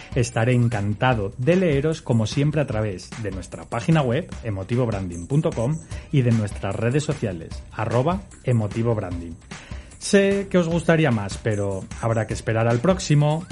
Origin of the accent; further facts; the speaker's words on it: Asturias, Spain; yo que soy de Asturias